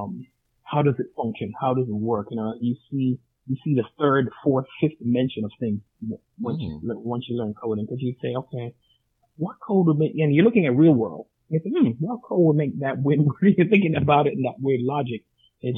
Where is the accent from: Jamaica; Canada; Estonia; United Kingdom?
Jamaica; I'm Jamaican as well.